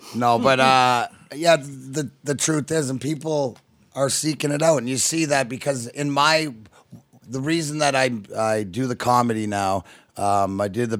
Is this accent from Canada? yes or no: yes; Leamington, Ontario, Canada; also born or lived in Michigan, United States; now in Florida, United States; I reside in Florida, but, you know, I'm consider myself stepson of Michigan and reside up here, but I am Canadian. I'm from Leamington